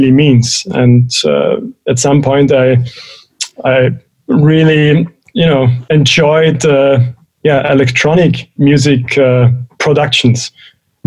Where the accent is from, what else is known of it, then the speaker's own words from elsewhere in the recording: Innsbruck, Tyrol, Austria; moved away as an adult; also born or lived in New Orleans, United States; now in Berlin, Germany; I'm originally from Austria, Innsbruck, Austria, in the Alps.